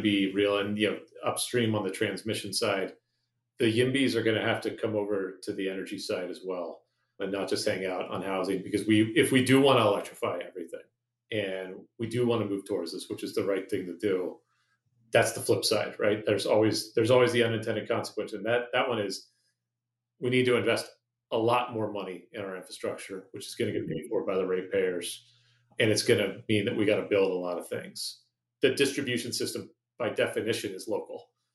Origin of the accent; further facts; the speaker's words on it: Santa Rosa, California, United States; also born or lived in Oakland, California / Hawaii; we moved to Santa Rosa when I was eight